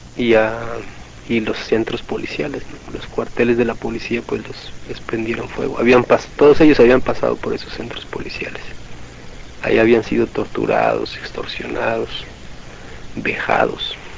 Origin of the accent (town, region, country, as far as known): Mexico